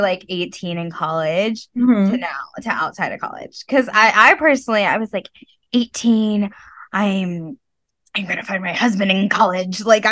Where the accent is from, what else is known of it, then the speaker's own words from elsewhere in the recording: Texas, United States; now in New York, United States; I grew up in Texas